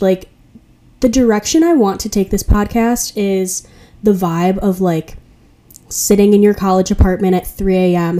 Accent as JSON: {"language": "English", "town": "Chicago", "region": "Illinois", "country": "United States", "moved": "as an adult", "lives_now": "Milwaukee, United States", "said": "I go to Marquette University in Milwaukee, Wisconsin, but I'm originally from Chicago."}